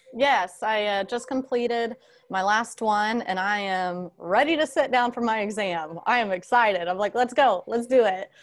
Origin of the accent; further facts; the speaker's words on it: Seffner, Florida, United States; also born or lived in Ohio; I grew up in Sefner, Florida, Tampa Bay area